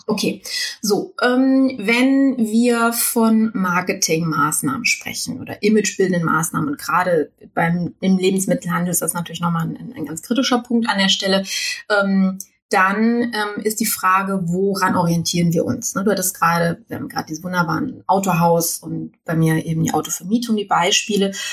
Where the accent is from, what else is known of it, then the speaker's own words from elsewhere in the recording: Düsseldorf, North Rhine-Westphalia, Germany; ich komme aus Düsseldorf